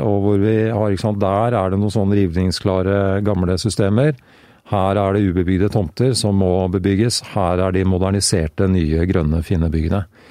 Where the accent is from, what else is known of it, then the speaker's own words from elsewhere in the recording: Greverud, Akershus, Norway; hjemme på Greverud.